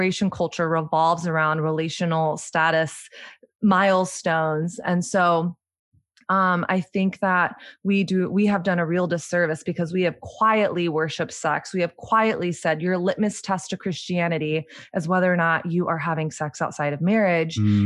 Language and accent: English; the South, United States; moved away; also born or lived in New York City; growing up in Southern evangelical conservative culture